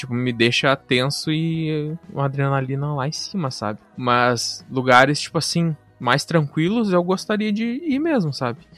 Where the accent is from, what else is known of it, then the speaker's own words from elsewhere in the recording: Santa Catarina, Brazil; born there; moved away; Eu nasci em Santa Catarina e vim pra cá, pro Rio Grande do Sul.